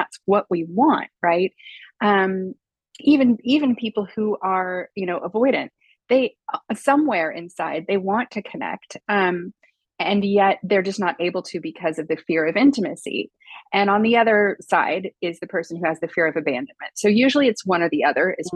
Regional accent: United States; moved away as an adult; also born or lived in Los Angeles; now in Paris, France; obviously I'm American, although I live in Paris

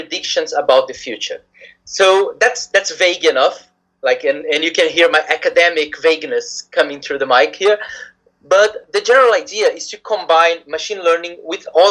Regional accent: Brazil; moved away as an adult; also born or lived in Japan; now in United Kingdom; I come originally from Brazil.

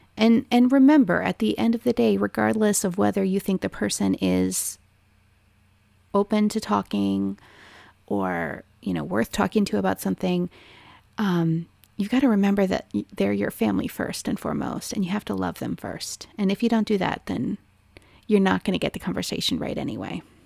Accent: Maryland, United States; I was a conservative person growing up in a liberal state

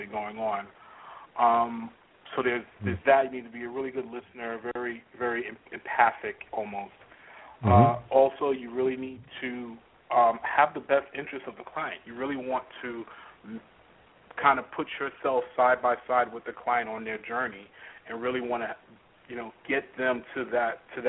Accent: New York, United States; I was born and raised in New York, had the typical kind of New York experience growing up

